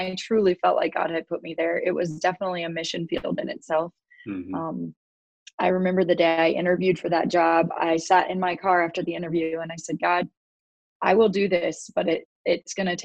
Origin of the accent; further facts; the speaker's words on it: Kearney, Nebraska, United States; my hometown here in Kearney